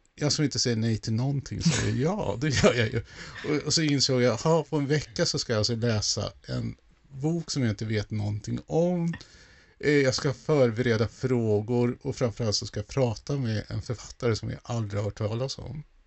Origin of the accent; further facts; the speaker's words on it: Sweden; jag som då infödd svensk